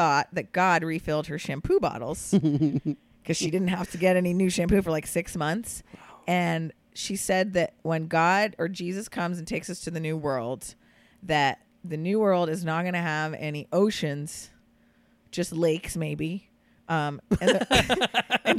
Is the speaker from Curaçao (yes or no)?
yes; Curaçao; also born or lived in Florida / New York / Philadelphia area; now in Los Angeles, United States; I grew up in Curacao